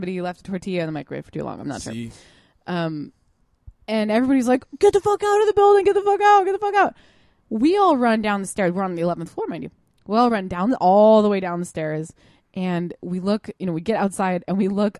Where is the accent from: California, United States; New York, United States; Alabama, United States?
California, United States; I'm from California